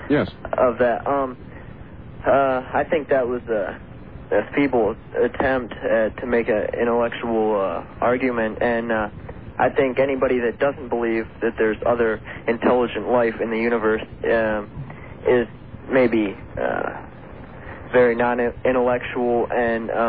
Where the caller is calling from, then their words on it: Columbia, Missouri, United States; I'm calling from Columbia, Missouri. I'm a 16-year-old uh, science student here